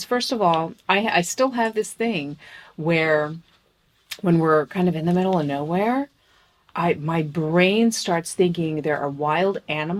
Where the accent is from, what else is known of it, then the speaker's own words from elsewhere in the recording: New Jersey, United States; now in New York, United States; I hated growing up in Jersey.